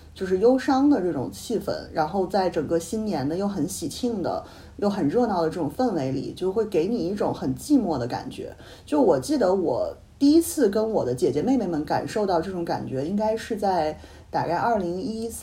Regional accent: Northeast China, China; 然后好像是在抹黑我们东北人啊什么的。

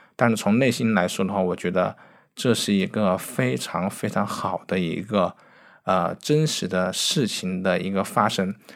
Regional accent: Wuhan, Hubei, China; moved away; 我作为一个武汉的人，就是我的家乡在武汉，其实我是很想回去拍照的

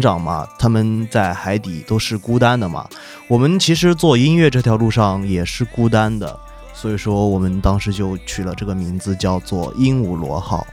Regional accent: southern China, China; 因为我是南方人，南方人就听粤语比较多

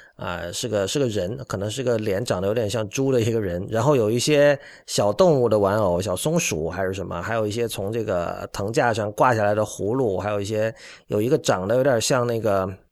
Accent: Guangdong, China; moved away; 我一个来自广东的人

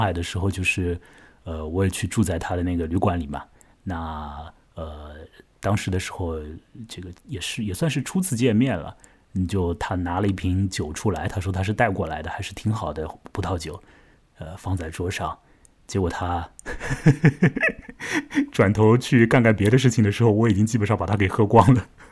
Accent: China; 我们中国人

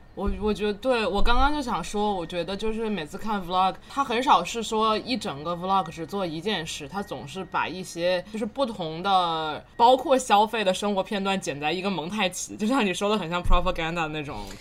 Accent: Tianjin, China; moved away; 作为一个天津人，我觉得在天津的话，早餐是绝对不用自己做的，每天都可以出去买不一样的

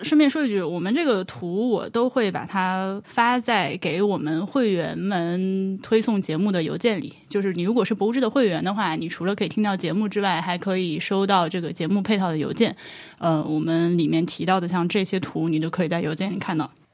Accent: Laohekou, Hubei, China; moved away as an adult; 我是上大学才离开老河口的

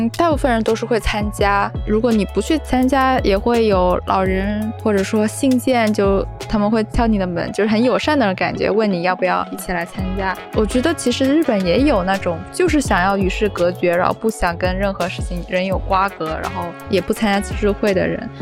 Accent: Shenzhen, Guangdong, China; moved away as an adult; also born or lived in Tokyo, Japan; now in Chiba, Japan; 我从深圳从小生活长大的

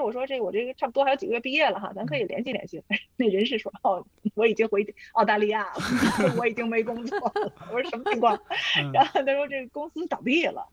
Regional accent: Beijing, China; also born or lived in Inner Mongolia; 就是我从小呢是和我姥姥长大的，在内蒙，我在内蒙生的，然后我是指，差不多六岁多去的北京啊，后来一直在北京

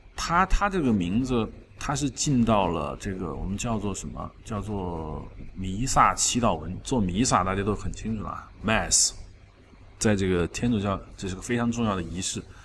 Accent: China; 我们中国人

